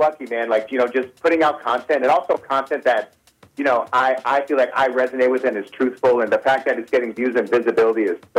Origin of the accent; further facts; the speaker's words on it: Detroit, Michigan, United States; moved away as an adult; now in Los Angeles, United States; I started in L.A. I didn't start in my hometown.